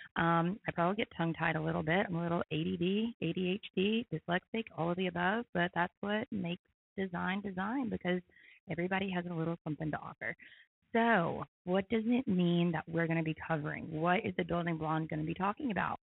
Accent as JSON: {"language": "English", "town": "Knoxville", "region": "Tennessee", "country": "United States", "moved": "as an adult", "lives_now": "Chattanooga, United States", "said": "I'm from Knoxville, Tennessee originally."}